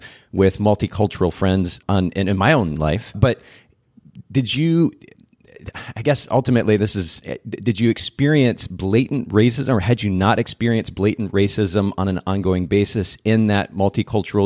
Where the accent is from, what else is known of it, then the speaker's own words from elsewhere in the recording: Japan; moved away; I grew up in Japan. I spent about 10 years of my life there